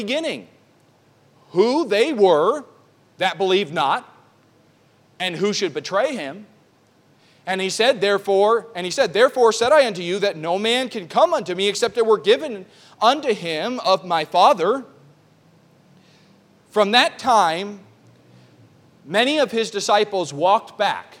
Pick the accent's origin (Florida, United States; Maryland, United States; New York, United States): New York, United States; New York City; also born or lived in Oklahoma; now in Riverhead, United States; I grew up in New York City